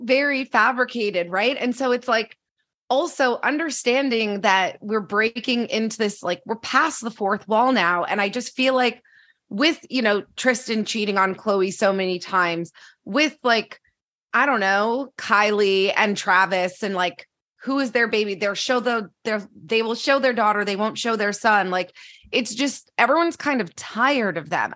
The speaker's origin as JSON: {"language": "English", "country": "Canada", "said": "I'm Canadian"}